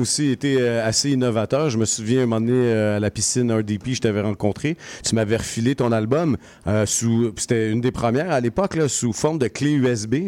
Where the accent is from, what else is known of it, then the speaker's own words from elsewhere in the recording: Montreal, Quebec, Canada; moved away as an adult; now in Boisbriand, Canada; je suis un artiste de Montréal. je vous dis, je suis né là, pareil, j'ai grandi là